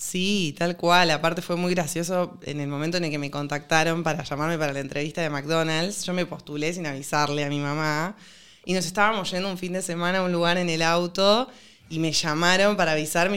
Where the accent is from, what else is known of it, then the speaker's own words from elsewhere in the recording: Rosario, Santa Fe, Argentina; yo soy de Rosario